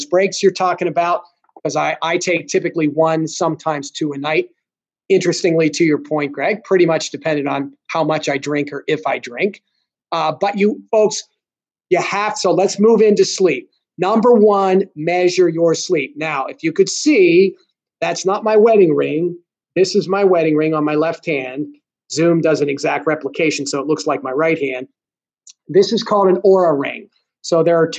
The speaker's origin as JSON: {"language": "English", "country": "United States", "said": "I'm American"}